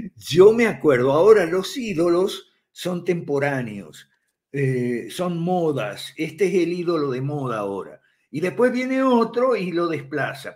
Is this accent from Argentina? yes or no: yes; Santa Fe, Argentina; moved away as an adult; Yo soy santafesino también, aunque no de Rosario